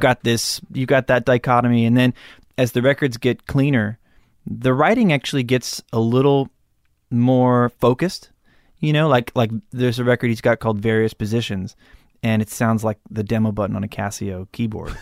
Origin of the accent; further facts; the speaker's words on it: Malibu, California, United States; I grew up in Malibu.